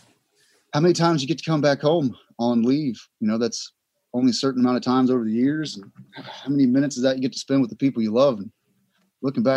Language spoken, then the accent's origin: English; Southeast Texas, United States; I grew up in Texas, Southeast Texas. I grew up in a trailer park